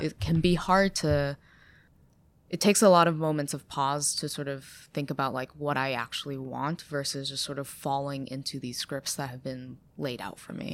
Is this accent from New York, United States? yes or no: yes; Ithaca, New York, United States; accent: American; moved away as an adult; also born or lived in China / Boston; I grew up in Ithaca where there's, like, quite a lot of hippies